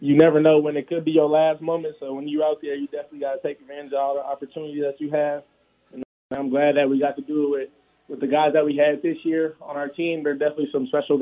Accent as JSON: {"language": "English", "town": "Las Vegas", "region": "Nevada", "country": "United States", "tie": "born or raised there", "said": "my hometown team"}